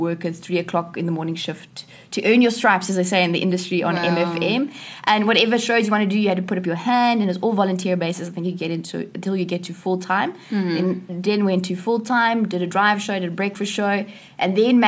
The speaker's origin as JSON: {"language": "English", "town": "East London", "region": "Eastern Cape", "country": "South Africa", "tie": "born or raised there", "also_born_or_lived": "Stellenbosch", "moved": "as an adult", "said": "I grew up in East London and went to Hoërskool Grens."}